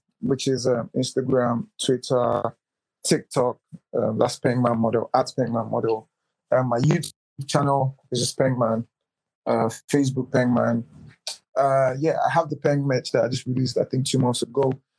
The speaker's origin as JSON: {"language": "English", "town": "Manchester", "region": "North West England", "country": "United Kingdom", "said": "You know, and Manchester United, because I'm from Manchester, okay."}